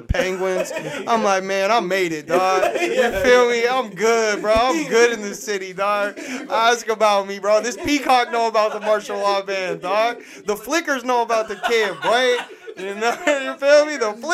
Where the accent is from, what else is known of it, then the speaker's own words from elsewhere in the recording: Seattle, Washington, United States; I grew up on Zoo Tunes. I grew up on these Capitol Hill block parties